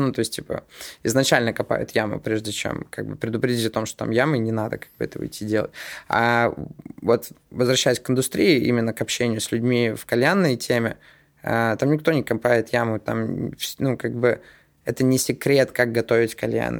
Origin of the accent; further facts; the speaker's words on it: Estonia; мы же в Питере, и э, мы из Эстонии